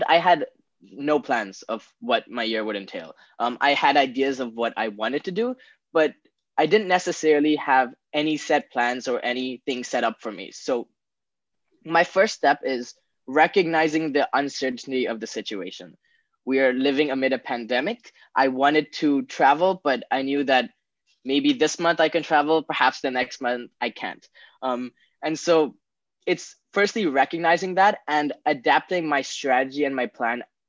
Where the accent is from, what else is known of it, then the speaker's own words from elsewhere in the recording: Bangkok, Thailand; I was born and raised in Bangkok, Thailand my entire life